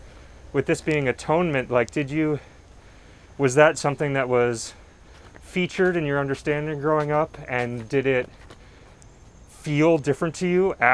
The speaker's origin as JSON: {"language": "English", "town": "Huntington", "region": "New York", "country": "United States", "tie": "born or raised there", "said": "I also grew up in Long Island"}